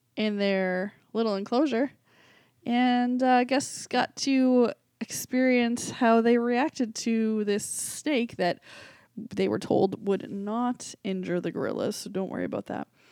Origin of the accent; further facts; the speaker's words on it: Boston, Massachusetts, United States; I was from Boston.